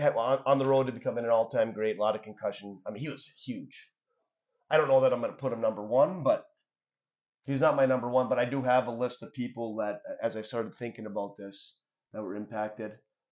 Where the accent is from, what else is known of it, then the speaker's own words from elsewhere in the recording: Hubbell, Michigan, United States; So when we were growing up in Hubble, we had a lot of kids in Hubble, right?